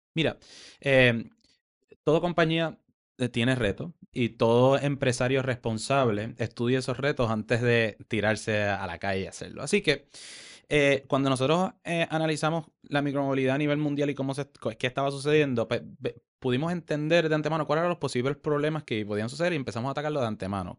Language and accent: Spanish; Caguas, Puerto Rico; moved away as an adult; also born or lived in San Francisco; yo crecí en Caguas